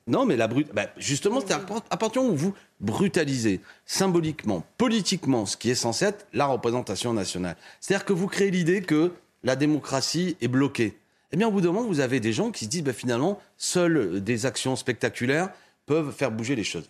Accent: Béziers, Occitania, France; moved away; also born or lived in Seine-Saint-Denis; c'est ma ville natale, Béziers

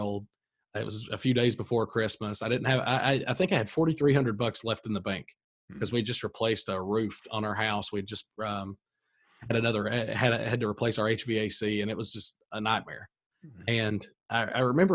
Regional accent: Corbin, Kentucky, United States; I was born in Corbin, Kentucky, grew up here, went to college locally.

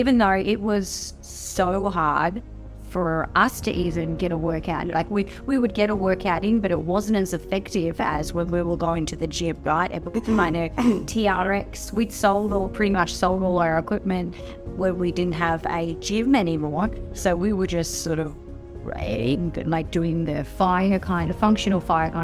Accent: Brisbane, Queensland, Australia; moved away; I always wanted to get back home. I was born in Brisbane

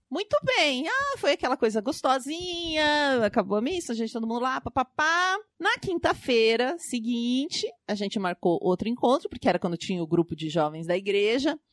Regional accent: Pato Branco, Paraná, Brazil; now in São Paulo, Brazil; Eu vim de Pato Branco, que tem 80 mil habitantes no interior do Paraná.

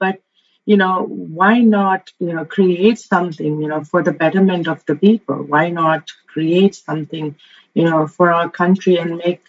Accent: Maldives; I am from the Maldives

